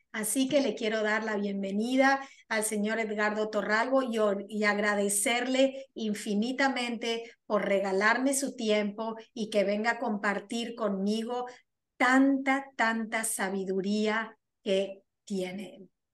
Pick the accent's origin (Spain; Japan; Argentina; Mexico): Argentina; moved away as an adult; now in United States; soy argentina, resido en los Estados Unidos hace más de 24 años